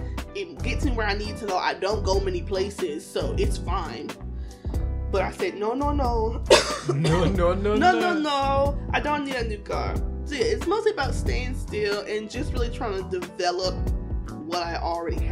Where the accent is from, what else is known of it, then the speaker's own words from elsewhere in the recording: Virginia, United States; now in Maryland, United States; I'm from Virginia and I currently live in Maryland